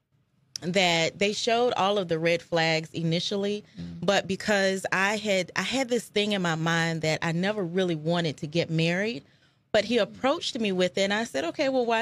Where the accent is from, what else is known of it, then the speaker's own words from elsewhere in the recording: Fayetteville, North Carolina, United States; moved away as an adult; also born or lived in Charlotte, North Carolina; now in Richmond, United States; I'm from Fayetteville, North Carolina